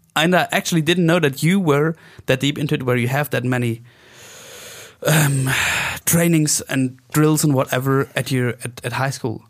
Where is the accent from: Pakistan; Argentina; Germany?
Germany; Oberstdorf, Bavaria; English is a second language; Oberstdorf, that's my hometown